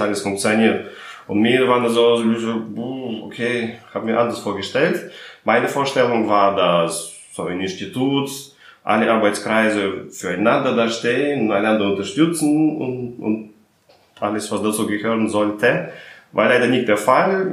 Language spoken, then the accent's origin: German; Russia; now in Berlin, Germany; ich komme aus Russland